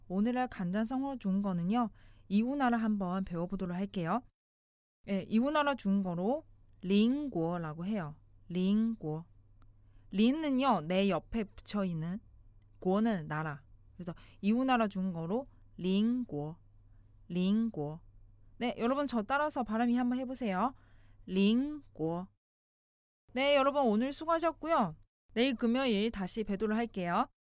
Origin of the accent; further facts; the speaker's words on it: China; now in South Korea; 중국에서 온 저